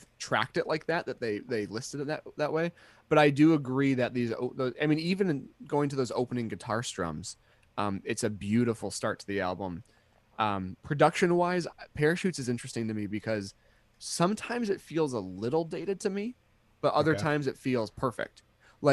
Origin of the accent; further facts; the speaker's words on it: Midwest, United States; We're American